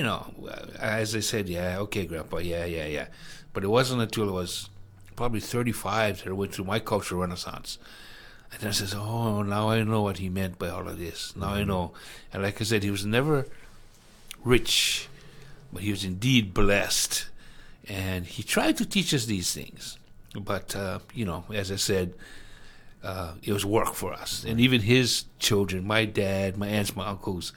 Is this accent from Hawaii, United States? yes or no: yes; Hawaii, United States